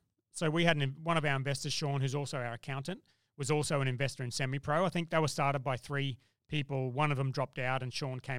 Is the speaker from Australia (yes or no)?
yes; Brisbane, Queensland, Australia; Well, I'm from Brisbane.